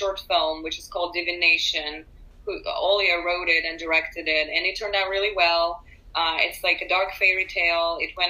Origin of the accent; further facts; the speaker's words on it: Urals, Russia; also born or lived in San Francisco; now in Los Angeles, United States; I also was born and raised in Russia.